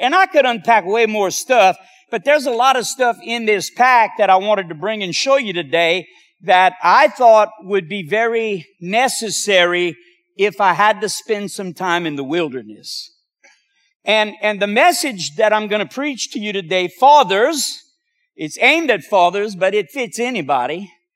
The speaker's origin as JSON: {"language": "English", "area": "Cajun", "region": "Louisiana", "country": "United States", "said": "being Cajun"}